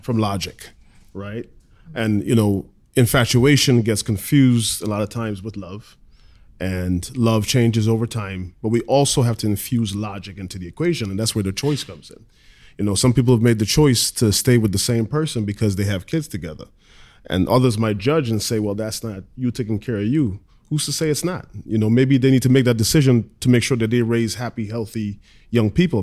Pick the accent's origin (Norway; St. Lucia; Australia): St. Lucia; also born or lived in Guyana / Southern Tier, New York; now in New York, United States; I was born in Guyana, in South America. Grew up in Saint Lucia, different islands.